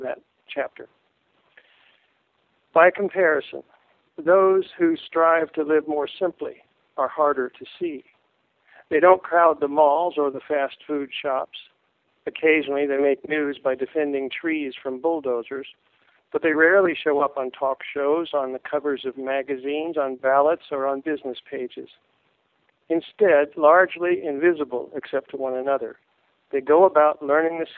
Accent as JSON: {"language": "English", "region": "Ohio", "country": "United States", "tie": "born or raised there", "moved": "as an adult", "lives_now": "Indiana, United States", "said": "I live in Indiana, and I grew up in Ohio, and I've lived in Indiana the last four decades, my whole adult life."}